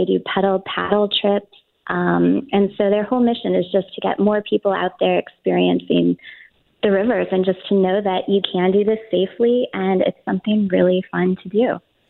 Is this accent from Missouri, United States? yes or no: yes; St. Louis, Missouri, United States; I grew up in St. Louis. I've lived here pretty much my whole life.